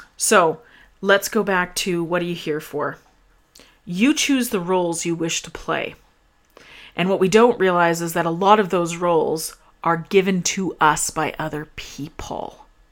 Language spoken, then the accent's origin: English; Canada; I'm Canadian